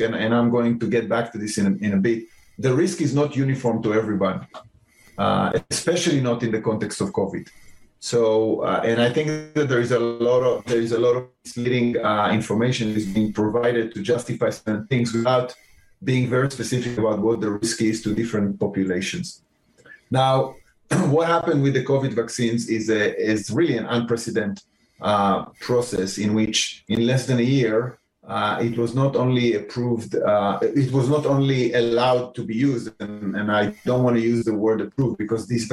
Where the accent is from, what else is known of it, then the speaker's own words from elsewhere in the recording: Israel; moved away as an adult; now in Cambridge, United States; I was born in Israel